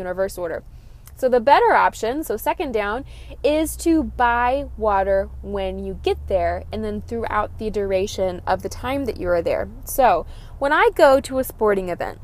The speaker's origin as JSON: {"language": "English", "region": "Texas", "country": "United States", "said": "I'm from Texas"}